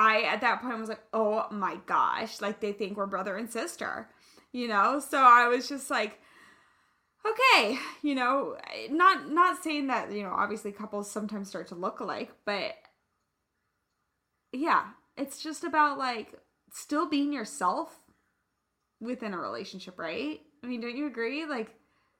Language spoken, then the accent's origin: English; Kansas, United States; now in California, United States; I'm from the Midwest, I'm from Kansas